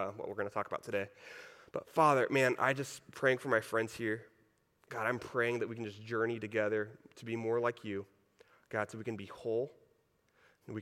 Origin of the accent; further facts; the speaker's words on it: Texas, United States; moved away; I grew up in Texas.